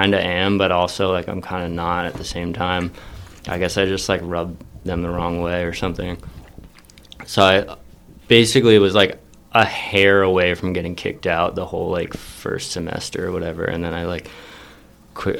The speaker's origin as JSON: {"language": "English", "region": "Colorado", "country": "United States", "tie": "born or raised there", "moved": "yes", "lives_now": "New York, United States", "said": "I'm from Colorado originally"}